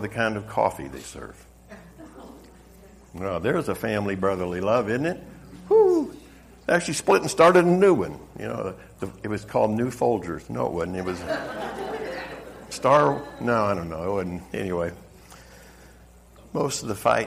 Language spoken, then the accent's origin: English; the South, United States; accent: Southern; moved away; I'm originally from the South. I know you couldn't tell by the accent. But that Southern hospitality